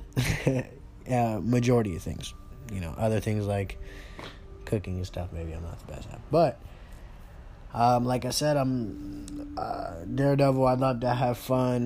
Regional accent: California, United States; now in Arizona, United States; I'm originally from California. I live in Arizona now

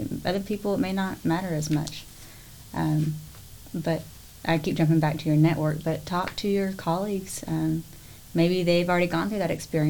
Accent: Willis, Texas, United States; also born or lived in College Station, Texas; I grew up in Willis, but at the time my father worked in College Station.

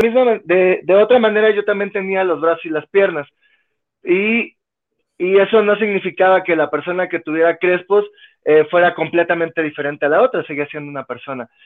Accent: Mexico City, Mexico; also born or lived in Colombia; Llegué cuando era pequeñito, tenía año y medio, dos años de edad, fue que llegué a vivir a la Ciudad de México

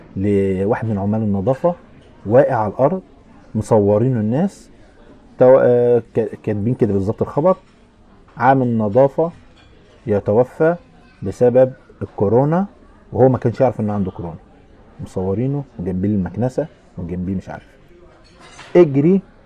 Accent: Asyut, Asyut Governorate, Egypt; عندنا في اسيوط يعني في البلد

